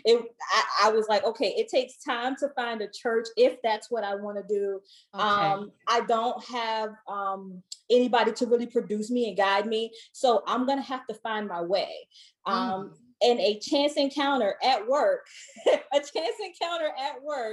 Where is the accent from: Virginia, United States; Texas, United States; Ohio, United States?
Virginia, United States; Southern; moved away as an adult; now in Washington, D.C., United States; I'm originally from Southern Virginia, not the 757